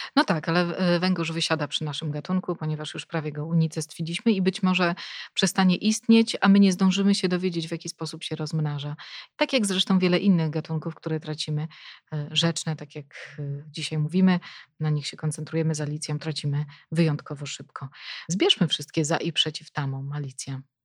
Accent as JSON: {"language": "Polish", "town": "Police", "region": "West Pomeranian Voivodeship", "country": "Poland", "tie": "born or raised there", "said": "pochodzę e, z Polic, e, czyli mieszkam praktycznie no, przy Zalewie Szczecińskim"}